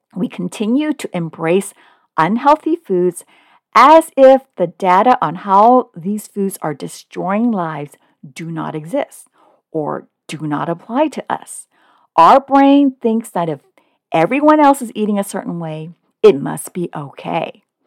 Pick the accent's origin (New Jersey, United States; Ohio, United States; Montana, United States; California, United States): California, United States; Oakland; moved away as an adult; also born or lived in Hong Kong; now in Southern California, United States; although I was born in Hong Kong, my family immigrated to Oakland, California when I was one. So I consider Oakland my hometown